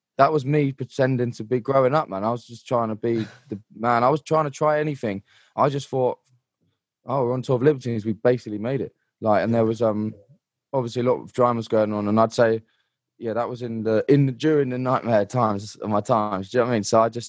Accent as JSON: {"language": "English", "region": "London", "country": "United Kingdom", "said": "like, I come from London and everyone like pretty much hates me"}